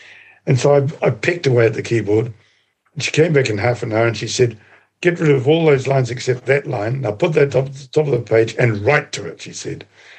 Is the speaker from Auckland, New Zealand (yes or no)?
no; Rangitikei, Manawatū-Whanganui, New Zealand; I come from the Rangitiki.